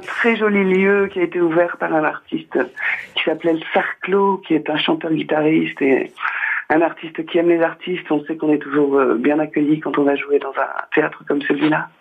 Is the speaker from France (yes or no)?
yes; Nord, Hauts-de-France, France; je suis du Nord